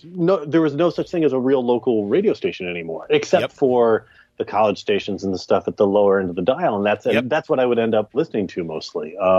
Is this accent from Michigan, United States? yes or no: no; Dallas, Texas, United States; when I was growing up in Dallas, there was KZEW, you know, which was the AOR rock station